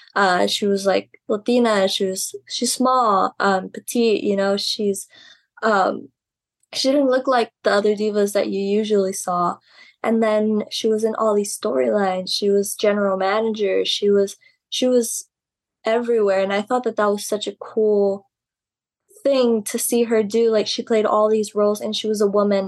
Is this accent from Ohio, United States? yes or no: no; Laredo, Texas, United States; my hometown Laredo